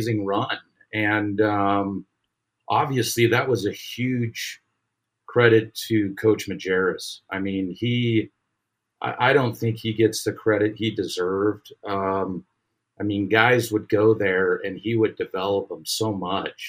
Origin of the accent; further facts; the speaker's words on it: Salt Lake City, Utah, United States; I grew up in Salt Lake City